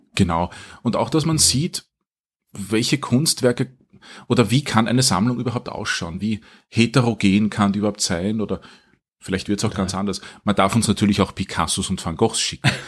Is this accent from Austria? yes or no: yes; Wiener Neustadt, Lower Austria, Austria; also born or lived in Vienna; ich bin aufgewachsen in Wiener Neustadt, aber zum Menschen geworden in Wien